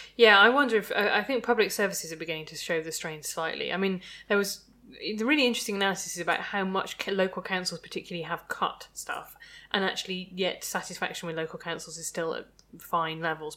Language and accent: English; Midlands, United Kingdom; I'm from the Midlands